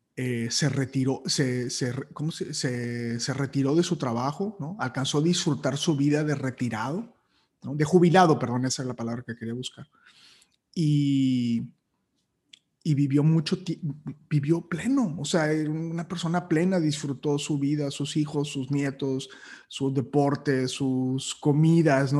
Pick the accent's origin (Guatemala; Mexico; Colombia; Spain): Mexico; Matamoros, Tamaulipas; moved away as an adult; yo soy de Matamoros y yo me vine aquí a los 18 años